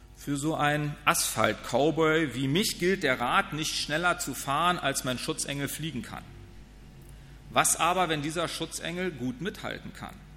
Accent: Northern Germany, Germany; also born or lived in Wiesbaden; meine Heimat ist der Norden

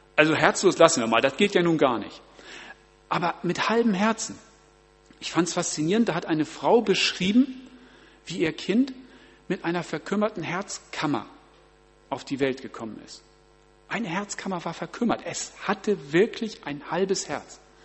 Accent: Germany; bei uns in Deutschland

